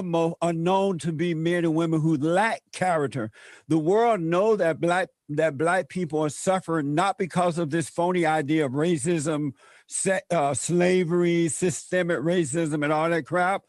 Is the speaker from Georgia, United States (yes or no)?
no; Alabama, United States; when I was growing up in Alabama